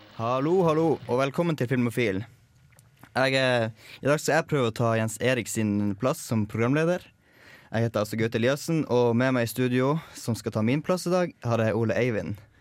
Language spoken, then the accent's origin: Norwegian; Tromsø, Troms, Norway; now in Trondheim, Norway; Jeg er jo fra Tromsø sjøl